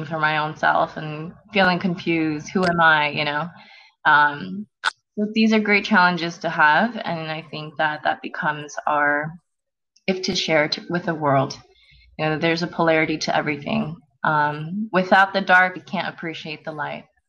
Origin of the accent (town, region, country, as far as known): South Korea; now in United States